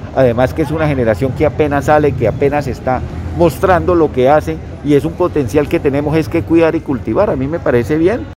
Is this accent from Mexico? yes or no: no; Colombia; Nosotros somos eh, los colombianos